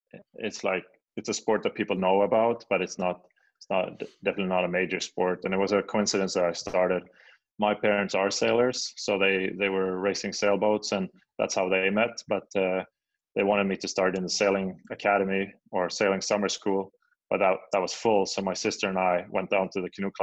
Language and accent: English; Sweden; moved away; I grew up in Sweden